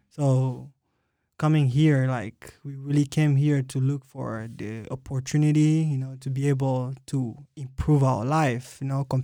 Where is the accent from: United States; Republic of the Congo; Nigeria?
Republic of the Congo; Republic, Republic, of, of Congo. Congo.